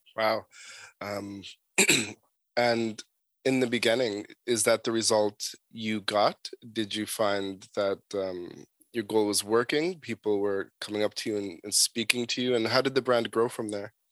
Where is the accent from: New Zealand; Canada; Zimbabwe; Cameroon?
Canada; Toronto, Ontario; where I grew up in Toronto